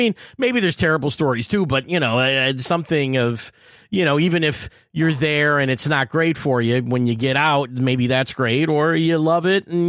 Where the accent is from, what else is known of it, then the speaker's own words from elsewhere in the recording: Detroit, Michigan, United States; we're from Detroit